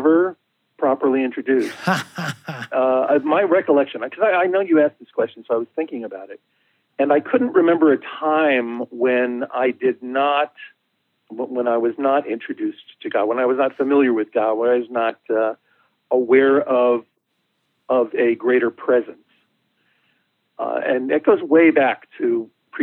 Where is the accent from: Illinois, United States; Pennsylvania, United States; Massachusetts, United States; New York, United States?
Illinois, United States; Chicago; I was born in Chicago and grew up in what was an Italian neighborhood